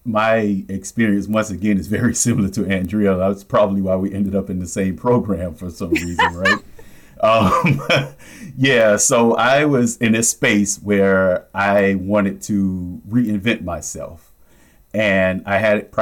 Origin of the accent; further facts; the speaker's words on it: Miami, Florida, United States; I grew up in Miami